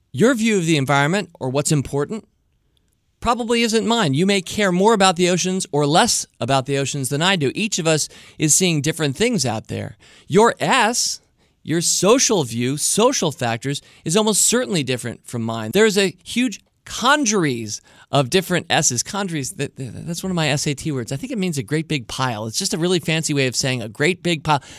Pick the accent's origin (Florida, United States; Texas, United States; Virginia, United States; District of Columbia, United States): District of Columbia, United States; Washington; I'm born and raised right here in the nation's capital, Washington, D C